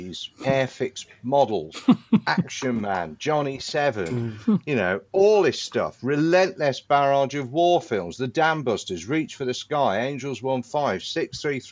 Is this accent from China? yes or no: no; Worcester, West Midlands, United Kingdom; when I was growing up in Worcester